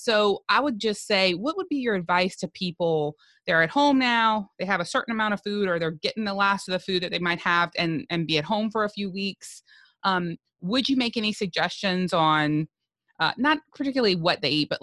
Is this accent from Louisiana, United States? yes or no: yes; South Louisiana, United States; I am from South Louisiana